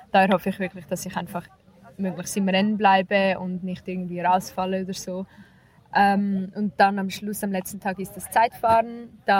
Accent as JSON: {"language": "German", "country": "Switzerland", "said": "ich komme aus der Schweiz, ich bin 21 Jahre alt"}